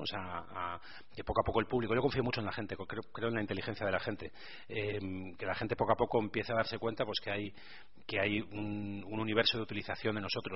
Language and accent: Spanish; Burgos, Castile and León, Spain; a pesar de ser de Burgos, eh, la tendencia a ser optimista, que es una cosa muy poco habitual en mi tierra